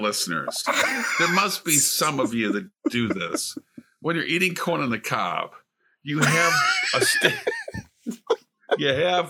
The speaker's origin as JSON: {"language": "English", "region": "Illinois", "country": "United States", "tie": "born or raised there", "said": "I grew up in Illinois, where all the corn is."}